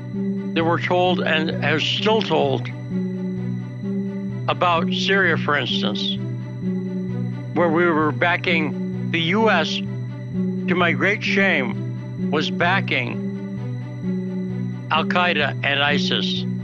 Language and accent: English; United States; as an American